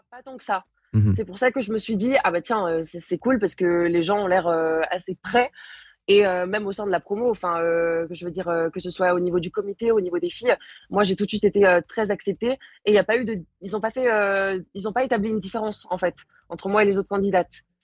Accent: Paris, Île-de-France, France; je suis parisienne et c'est toujours un peu compliqué quand tu es parisienne de ramener du monde

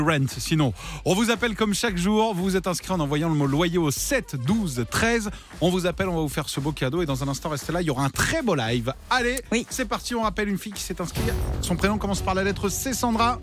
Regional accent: Cholet, Pays de la Loire, France; je suis de Cholet

